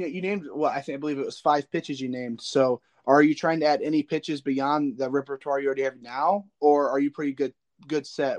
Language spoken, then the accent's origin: English; Indiana, United States; Yeah, I'm from the Northern Indiana area, so I'm close to South Bend, so I get those South Bend channels